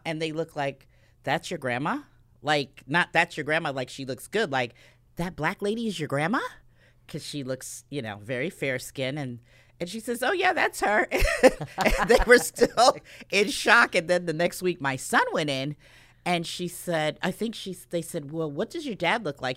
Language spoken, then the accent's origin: English; New Britain, Connecticut, United States; growing up in New Britain